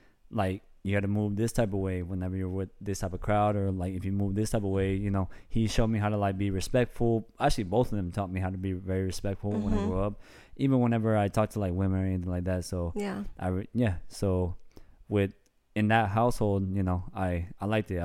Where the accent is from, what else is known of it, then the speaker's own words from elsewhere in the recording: Bay Area, California, United States; moved away as an adult; also born or lived in Sacramento, California / Fontana, California / Menifee, California; now in San Diego, United States; I guess technically you could say I grew up in the Bay Area.